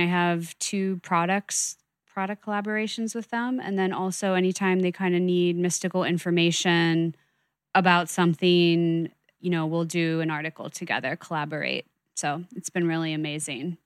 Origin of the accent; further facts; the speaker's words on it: New York, United States; I'm a New Yorker